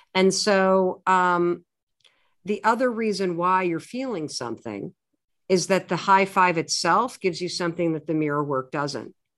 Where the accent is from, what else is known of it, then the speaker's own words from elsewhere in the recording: Michigan, United States; I grew up in the United States, in the Midwest. I was raised in a family that went to a, uh, Methodist church, a pretty liberal one, uh, in a small town in Michigan